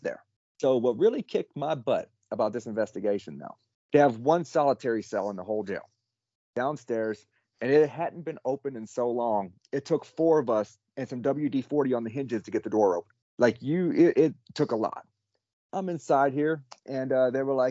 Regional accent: Alabama, United States; I'm from Alabama

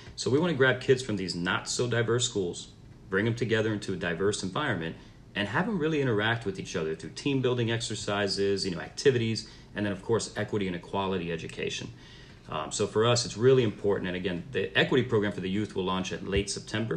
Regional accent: Miami, Florida, United States; moved away as an adult; now in Charlotte, United States; I'm originally from Miami, Florida, uh, first generation American

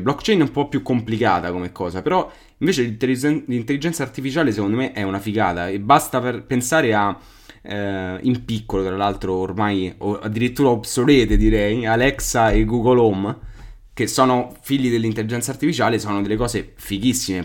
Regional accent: Albano Laziale, Lazio, Italy; io sono dall'Albano da Laziale

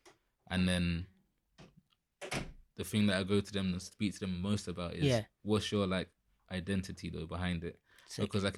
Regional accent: London, United Kingdom; to being a proper like I'm from London

